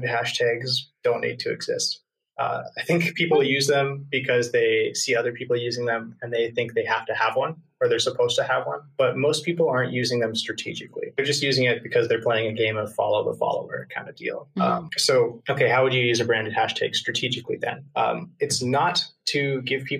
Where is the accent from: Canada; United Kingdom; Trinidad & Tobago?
Canada; I'm from Canada